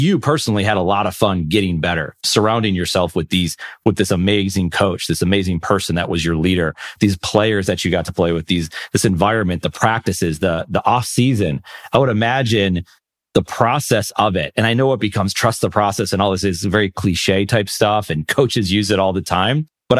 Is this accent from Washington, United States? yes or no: no; Buffalo, New York, United States; I'm from Buffalo, right?